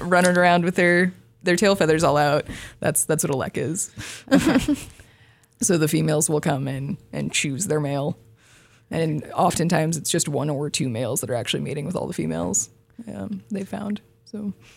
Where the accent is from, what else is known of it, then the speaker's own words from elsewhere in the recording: Vancouver, Washington, United States; moved away; I'm from Vancouver, Washington, so not very far away.